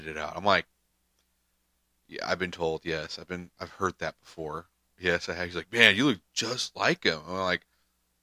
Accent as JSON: {"language": "English", "region": "Texas", "country": "United States", "said": "we're from Texas"}